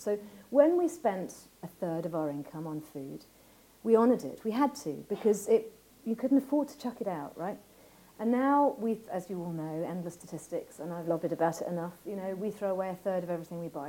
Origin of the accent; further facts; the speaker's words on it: Ireland; my sheep was called Rafferty because I grew up in Ireland